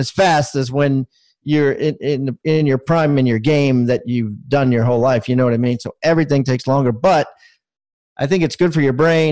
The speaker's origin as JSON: {"language": "English", "region": "Maryland", "country": "United States", "tie": "born or raised there", "moved": "as an adult", "lives_now": "South Carolina, United States", "said": "I was born in Maryland and spent 50 years there"}